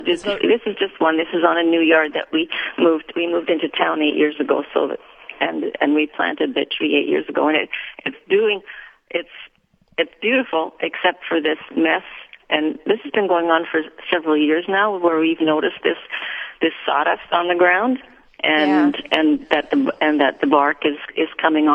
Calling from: Winkler, Manitoba, Canada; From Winkler.

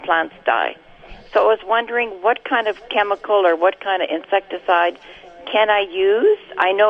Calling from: Lake Audie, Manitoba, Canada; Lake Audie is 14 miles west of Onanal, and we're just south of Riding Mountain National Park.

